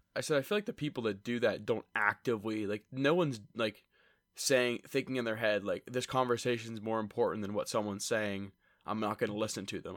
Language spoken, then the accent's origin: English; Lewistown, Pennsylvania, United States; We're from Lewistown, State College area